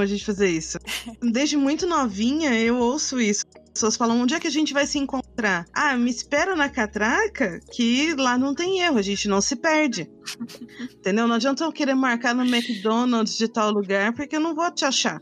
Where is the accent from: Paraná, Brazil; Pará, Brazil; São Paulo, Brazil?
São Paulo, Brazil; Mogi, Suzano, near; now in São Paulo, Brazil; de Mogi, de Suzano, que são perto de São Paulo, que é de onde, onde eu cresci